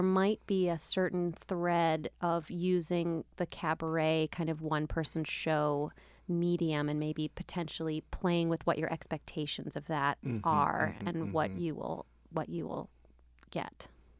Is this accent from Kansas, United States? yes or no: no; Philadelphia, Pennsylvania, United States; you'll be getting some background into, you know, how I became the way I am, where I'm from, my family, growing up in Philadelphia.